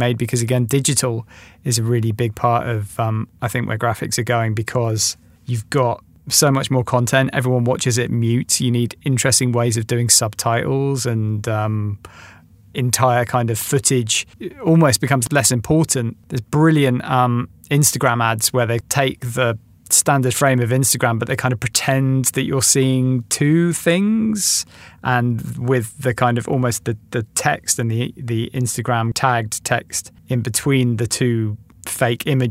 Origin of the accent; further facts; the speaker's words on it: England, United Kingdom; growing up in England